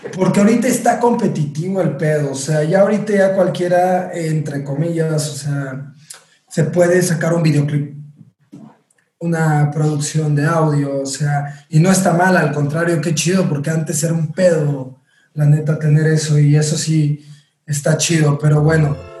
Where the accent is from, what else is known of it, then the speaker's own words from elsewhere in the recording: Orizaba, Veracruz, Mexico; empecé en mi ciudad natal, Orizaba, Veracruz